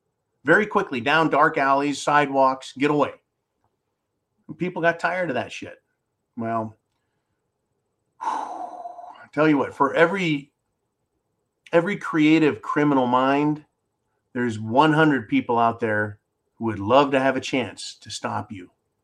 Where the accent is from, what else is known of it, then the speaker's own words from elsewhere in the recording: United States; as an American, when I was a boy